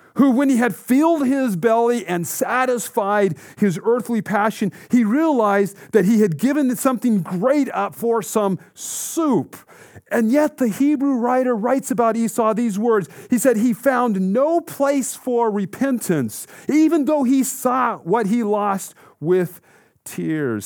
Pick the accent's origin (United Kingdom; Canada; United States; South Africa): United States; Colorado; Growing up in Colorado, in an active family who loved the outdoors